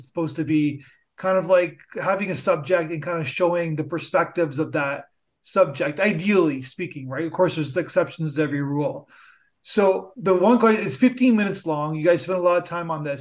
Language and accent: English; Canada; As a Canadian